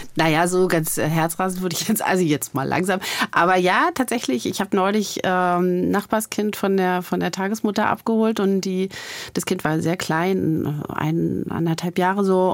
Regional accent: Germany; ich als Ostdeutsche meiner Generation

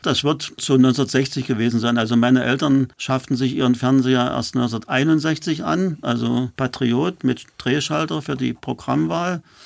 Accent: Halle, Saxony-Anhalt, Germany; also born or lived in Weißenfels; now in Berlin, Germany; Ich stamme aus Halle, bin dann nach Berlin gekommen

